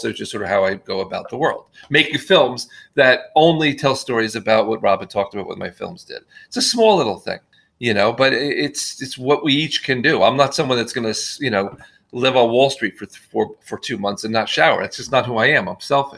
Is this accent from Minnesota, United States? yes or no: no; New Jersey, United States; my hometown in New Jersey